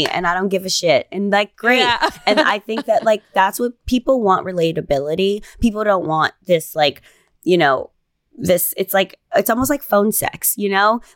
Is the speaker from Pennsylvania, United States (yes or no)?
no; Chicago, Illinois, United States; moved away as an adult; also born or lived in Los Angeles / New York; I'm from Chicago. Yeah. You know, I've always lived in a city